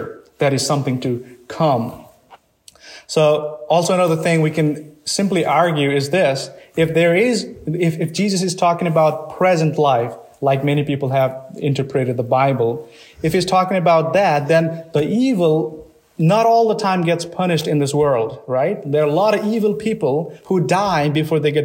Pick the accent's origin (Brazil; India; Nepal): Nepal; moved away; I come from Nepal